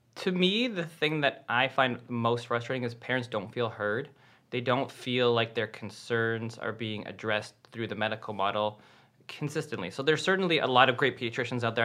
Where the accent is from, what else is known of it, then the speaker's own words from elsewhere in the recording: Canada; I'm Canadian